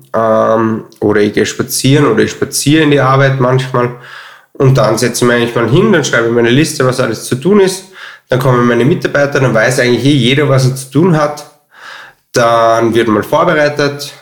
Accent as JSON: {"language": "German", "town": "Altenmarkt im Pongau", "region": "Salzburg", "country": "Austria", "tie": "born or raised there", "moved": "as an adult", "lives_now": "Vienna, Austria", "said": "ich bin aufgewachsen in Altmarkt, Sachensee, also Altmarkt im Pongau, Pongau ähm, und im Hotel Schartner"}